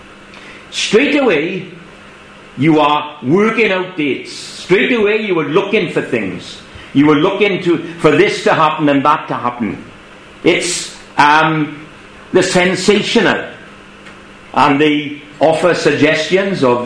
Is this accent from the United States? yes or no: no; England, United Kingdom; as us English would say.